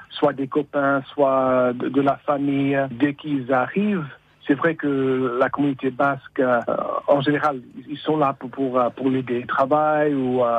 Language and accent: French; San Francisco, California, United States; moi, je suis de San Francisco. Mon, père, euh, il a émigré du village de d'Ossès, en Basse-Navarre. Les, parents de ma mère, ils sont émigrés à San Francisco de Chiberoa.